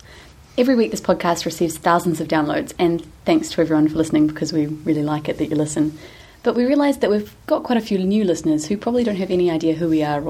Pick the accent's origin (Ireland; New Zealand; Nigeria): New Zealand; moved away as an adult; And we're both Kiwis from New Zealand. We're in our mid-20s.